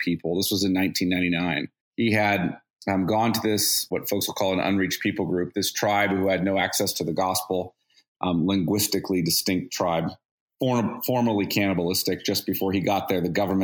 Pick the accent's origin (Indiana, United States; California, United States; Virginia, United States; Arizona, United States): California, United States; Bakersfield; I grew up in Bakersfield